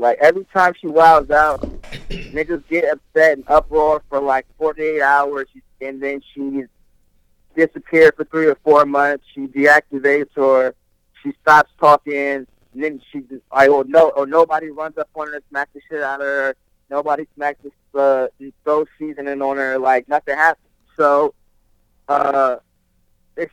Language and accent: English; New Jersey, United States; I was born in Jersey